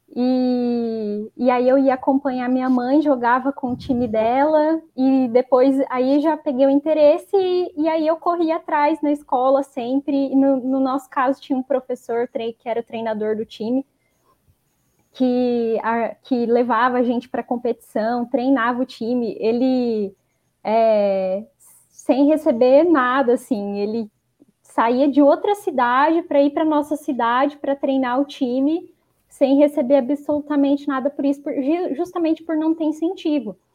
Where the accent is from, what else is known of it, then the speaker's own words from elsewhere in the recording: Maringá, Paraná, Brazil; sou de Maringá, no Paraná